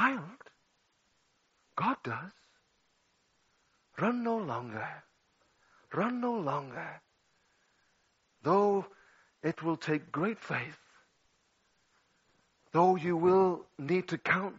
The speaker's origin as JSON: {"language": "English", "town": "Liverpool", "region": "North West England", "country": "United Kingdom", "tie": "born or raised there", "said": "13 years of age in my hometown of Liverpool."}